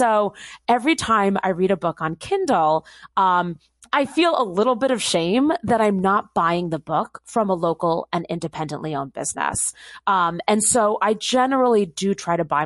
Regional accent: Bedford, New York, United States; the hometown that I grew up in Bedford, New York

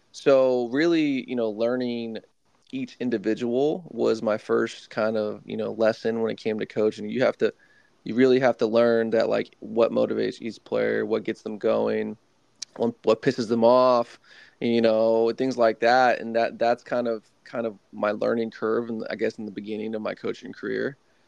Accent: Martinez, California, United States; also born or lived in Oregon; I started off growing up in the Bay Area and the East Bay in the Martinez area.

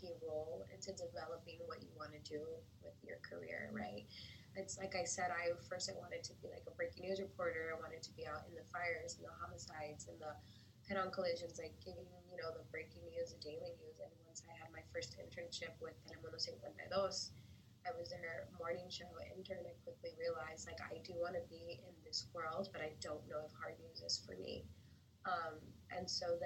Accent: Los Angeles, California, United States; moved away as an adult; now in Miami, United States; I'm from LA, Mexicana, born and raised in Los Angeles

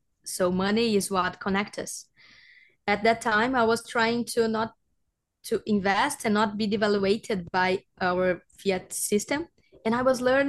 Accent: Brazil; I'm from Brazil, and I have an educational project here called Area Bitcoin

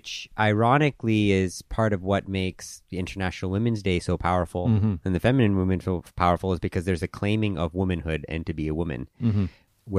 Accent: Hong Kong; also born or lived in Vancouver, Canada / Thailand; My own background, I was born in Vancouver, but I grew up in Hong Kong and Thailand. My parents are Indian, and my grandparents were born in Africa on my dad's side and in India on my mom's side.

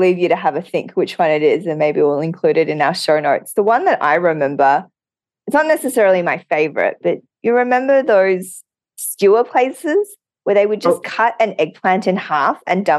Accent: Australia; being Asian Australian, I have noticed a lot more visibility, advocacy for all Asian Australians

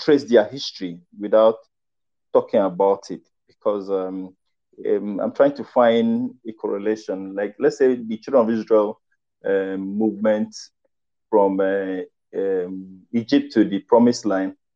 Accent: Ikono, Akwa Ibom, Nigeria; I am from Ikono

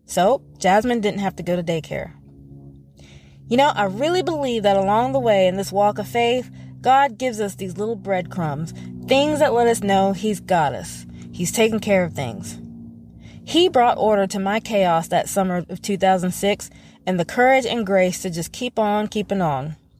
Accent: North Carolina, United States; moved away as an adult; also born or lived in Tennessee; my hometown

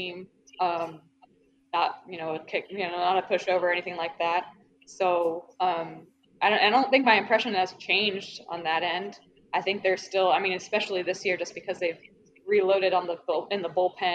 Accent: just south of Atlanta, Georgia, United States; I grew up in Atlanta or just south of Atlanta.

